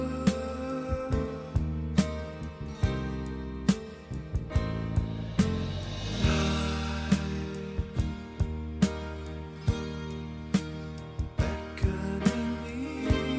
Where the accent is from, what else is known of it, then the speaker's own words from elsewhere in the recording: Canada; as a Canadian